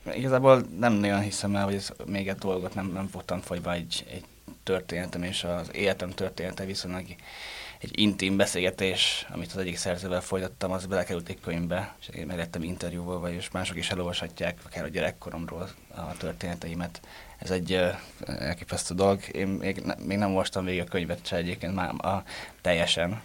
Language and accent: Hungarian; Győr, Győr-Moson-Sopron, Hungary; moved away as an adult; also born or lived in Pécs; én győri születésű vagyok, de Pécsre mentem egyetemre